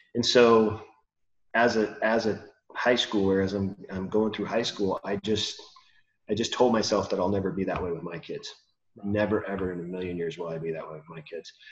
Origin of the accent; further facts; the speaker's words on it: California, United States; I grew up in California. Been here my whole life.